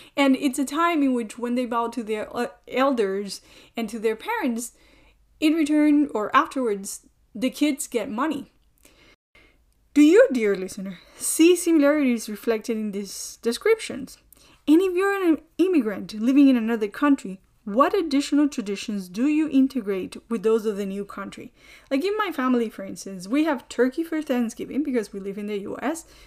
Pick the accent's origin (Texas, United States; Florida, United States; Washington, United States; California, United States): Florida, United States; Miami; accent: Miami; I usually thought that I had a very thick accent, but I think perhaps I just have a Miami accent